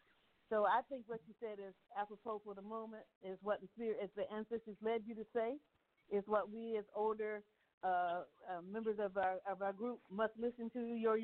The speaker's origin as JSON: {"language": "English", "region": "Virginia", "country": "United States", "moved": "yes", "lives_now": "New Orleans, United States", "said": "I'm not from here. I moved here. I'm a transplant"}